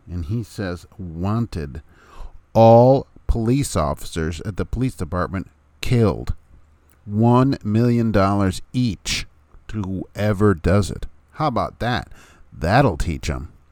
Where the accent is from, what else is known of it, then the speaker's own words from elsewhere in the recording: Hammond, Indiana, United States; moved away as an adult; now in Lafayette, United States; from my hometown of Hammond, Indiana